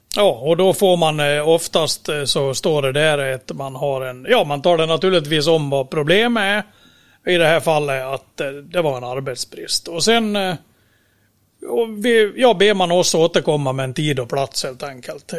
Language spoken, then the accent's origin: Swedish; Dalarna County, Sweden; kommer jag från Dalarna och sitter då i Borlänge